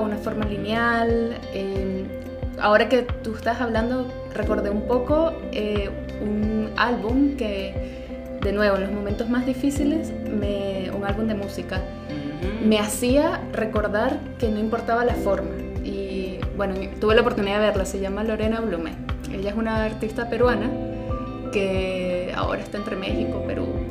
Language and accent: Spanish; Venezuela; moved away; mi pasaporte como venezolana